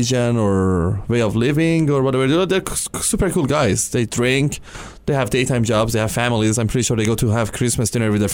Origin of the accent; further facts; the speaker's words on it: Iran; also born or lived in Europe; now in Canada; back home, I'm from Iran, so back home, I had no freedom